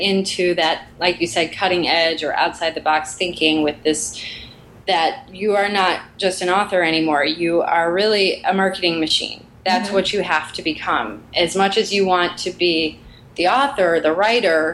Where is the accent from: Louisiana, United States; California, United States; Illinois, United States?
Illinois, United States; Chicago; now in Los Angeles, United States; I grew up in Chicago